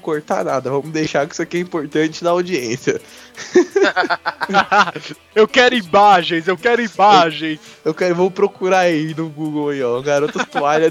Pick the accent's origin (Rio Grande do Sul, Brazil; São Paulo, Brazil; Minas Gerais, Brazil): São Paulo, Brazil; nós somos de São Paulo